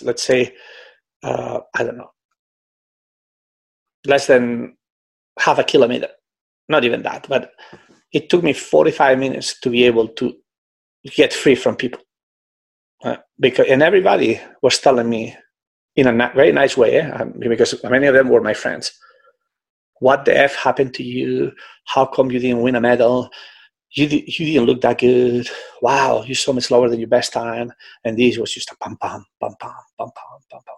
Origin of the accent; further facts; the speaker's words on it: Barcelona, Catalonia, Spain; moved away; in Barcelona, you know, in my hometown.